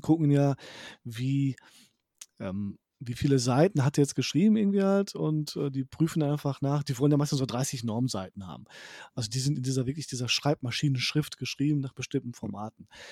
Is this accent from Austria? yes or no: no; Poland; moved away; ich komme zwar aus Polen